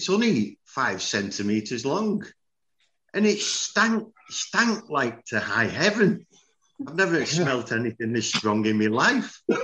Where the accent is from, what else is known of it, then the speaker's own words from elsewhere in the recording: England, United Kingdom; moved away as an adult; now in Germany; I'm English, born and bred.